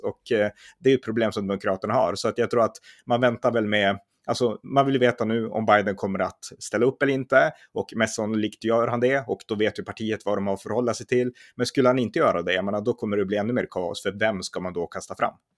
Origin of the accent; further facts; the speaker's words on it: Sweden; vi svenskar